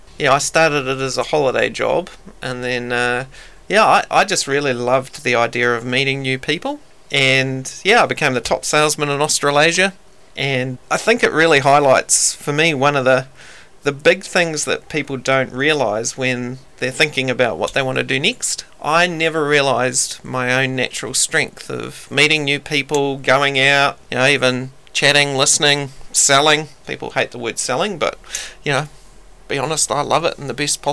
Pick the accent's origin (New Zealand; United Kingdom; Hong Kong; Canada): New Zealand; Wellington; also born or lived in Palmerston North; I'm from Wellington